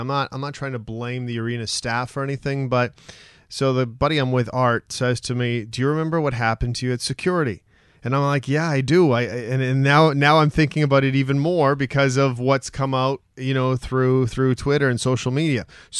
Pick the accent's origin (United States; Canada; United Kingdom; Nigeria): Canada; Western Canada; I'm from Western Canada.